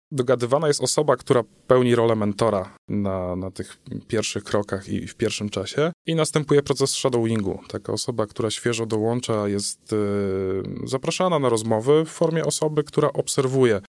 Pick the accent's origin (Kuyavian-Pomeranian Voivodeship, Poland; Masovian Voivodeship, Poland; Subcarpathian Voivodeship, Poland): Kuyavian-Pomeranian Voivodeship, Poland; Chełmno; w mieście, z którego pochodzę, z Hełna